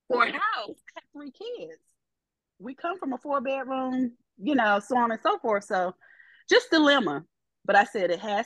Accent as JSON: {"language": "English", "region": "Virginia", "country": "United States", "moved": "as an adult", "lives_now": "Florida, United States", "said": "come back to Virginia and I would have a house"}